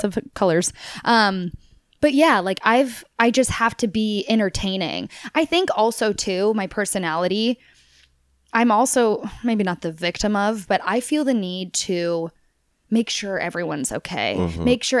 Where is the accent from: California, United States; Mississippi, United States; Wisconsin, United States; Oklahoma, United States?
Oklahoma, United States; Tulsa; I grew up in Oklahoma. My family's from Texas. So I'm kind of like this weird, like, everyone's in Texas. And so I kind of, and my family's now home is in Texas, but I technically grew up in Tulsa.